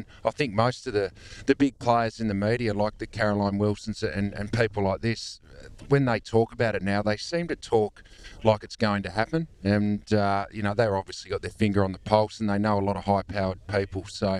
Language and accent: English; Devonport, Tasmania, Australia; moved away; I'm from Devonport